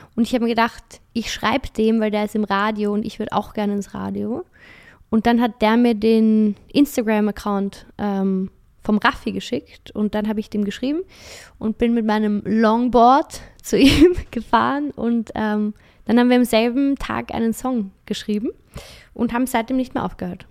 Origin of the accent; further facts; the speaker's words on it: Vienna, Austria; ich komme aus Wien